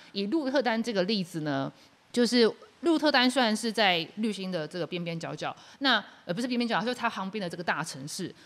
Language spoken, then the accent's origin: Chinese; Yilan County, Taiwan; also born or lived in Taipei; 毕竟我是宜兰长大的孩子